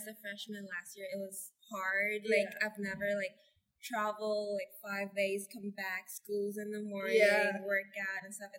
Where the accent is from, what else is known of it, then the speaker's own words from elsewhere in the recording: Bangkok, Thailand; moved away as an adult; now in United States; So I'm originally from Thailand, Bangkok, Thailand.